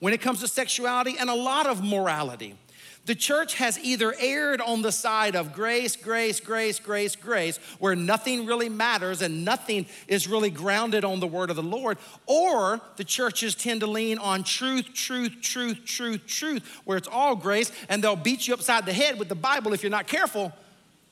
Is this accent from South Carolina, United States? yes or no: yes; Sumter, South Carolina, United States; born or raised there; moved away